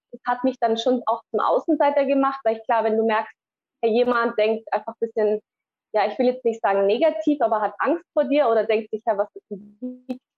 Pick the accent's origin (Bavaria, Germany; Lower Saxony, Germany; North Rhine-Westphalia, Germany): Bavaria, Germany; Und ja, so sind wir dann im Allgäu aufgewachsen.